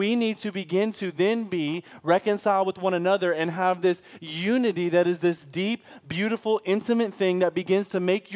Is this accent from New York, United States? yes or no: no; Michigan, United States; now in Texas, United States; I'm from Michigan